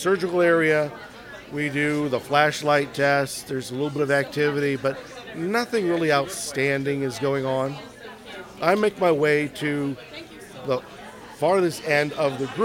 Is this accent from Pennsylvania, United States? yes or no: yes; Pittsburgh, Pennsylvania, United States; now in Kansas City, United States; Originally from Pittsburgh, Pennsylvania, currently living in Kansas City, Kansas.